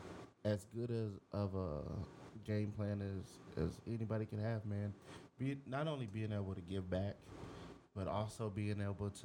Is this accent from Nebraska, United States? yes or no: no; Houston, Texas, United States; South Texas. I grew up in Houston